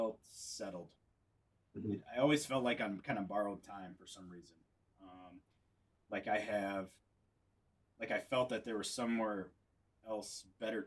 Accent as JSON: {"language": "English", "region": "North Central Wisconsin", "country": "United States", "tie": "born or raised there", "also_born_or_lived": "military bases", "said": "growing up in North Central Wisconsin"}